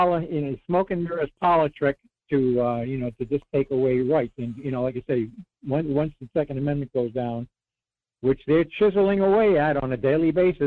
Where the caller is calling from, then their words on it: Rhode Island, United States; Morning, Mike. … Rhode Island. How you been?